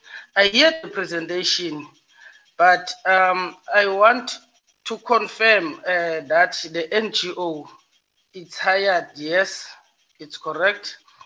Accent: Breede Valley, Western Cape, South Africa; again, Ward Councillor of Ward 16. I'm from Breede Valley Municipality.

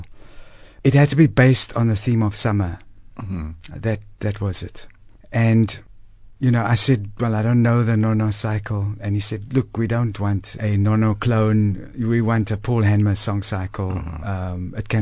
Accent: Cape Town, Western Cape, South Africa; moved away as an adult; now in Johannesburg, South Africa; I'm born and bred in Crawford in Cape Town

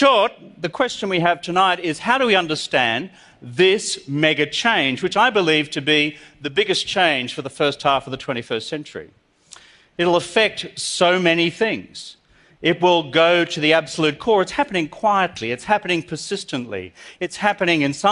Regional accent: Australia; I'm from Australia

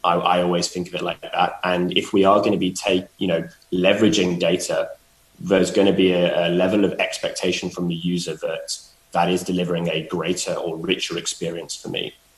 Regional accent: London, United Kingdom; being a Londoner

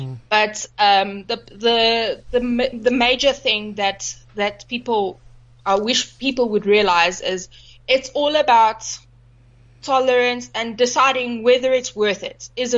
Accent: Johannesburg, Gauteng, South Africa; now in Nelspruit, South Africa; I'm not from Nelspruit originally. I came from Joburg, so I bought this house because I was able to keep dogs here.

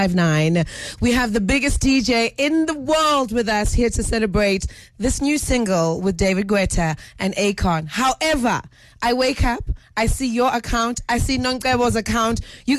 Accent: Guinea; I know, I'm from Guinea, so sometimes you don't get the nice radio.

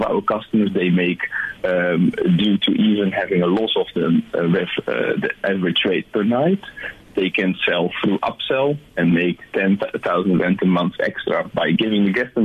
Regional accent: Netherlands; now in South Africa; You can hear I'm from the Netherlands, or I don't know if you could hear it, but I'm from a different country. I immigrated here.

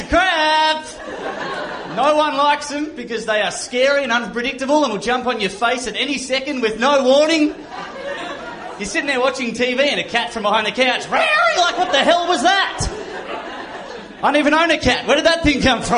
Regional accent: Australia; I'm from Australia

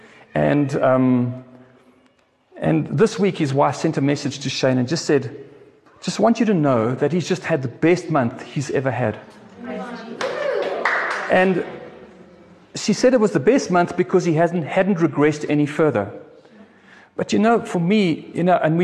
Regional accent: South Africa; I'm a South African. I love South Africa

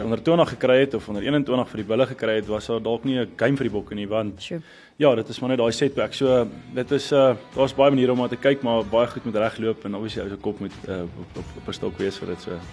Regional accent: South Africa; as Suid-Afrikaners

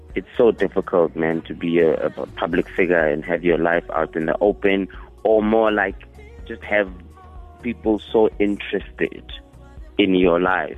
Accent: Northam, Limpopo, South Africa; also born or lived in Manserre; I was born in Manzere and then we moved to Northam

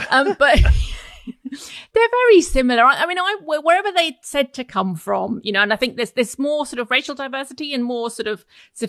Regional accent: Essex, East of England, United Kingdom; I grew up in Essex. I'm very familiar with Essex.

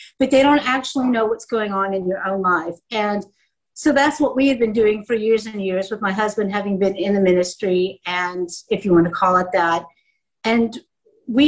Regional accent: United States; moved away as an adult; now in South Africa; I grew up in the States, as you can tell by my accent

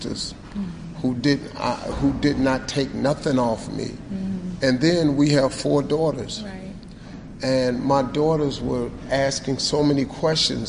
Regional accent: United States; I'm an American

